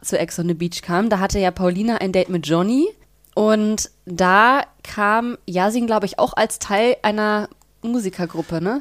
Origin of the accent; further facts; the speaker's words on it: Bielefeld, North Rhine-Westphalia, Germany; moved away as an adult; now in Berlin, Germany; Ich komme auch aus Bielefeld. Mhm. Ich bin mhm. da aufgewachsen, habe da 19 Jahre lang gelebt